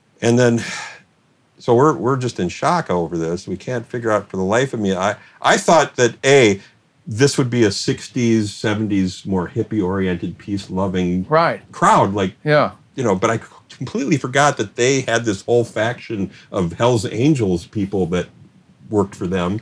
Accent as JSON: {"language": "English", "town": "St. Louis Park", "region": "Minnesota", "country": "United States", "tie": "born or raised there", "said": "growing up in St. Louis Park"}